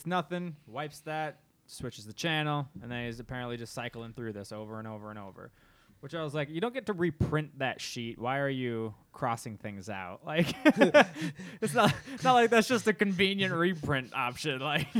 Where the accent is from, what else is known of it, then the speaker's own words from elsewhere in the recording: Midwest, United States; We're from the Midwest.